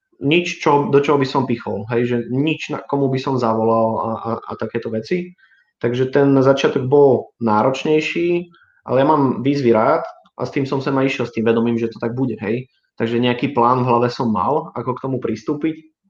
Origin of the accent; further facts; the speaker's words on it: Brno, South Moravian Region, Czechia; moved away as an adult; now in Bratislava, Slovakia; som celým človekom žil dovtedy v, na Morave, v Brne